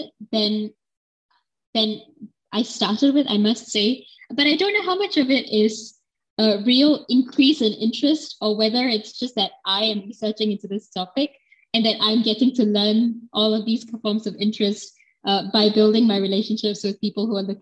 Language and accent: English; Singapore; as a Singaporean citizen who was born in this country